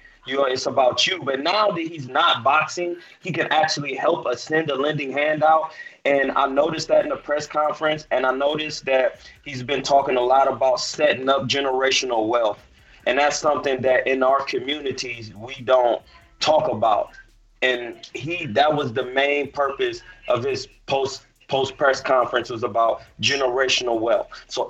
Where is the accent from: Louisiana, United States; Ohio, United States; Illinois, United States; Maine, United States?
Ohio, United States; Akron; Shout out to Ohio. I'm from Akron.